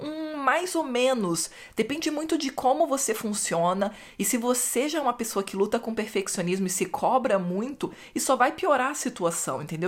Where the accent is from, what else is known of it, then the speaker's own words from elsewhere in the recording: Rio de Janeiro, Brazil; no Rio mesmo onde eu cresci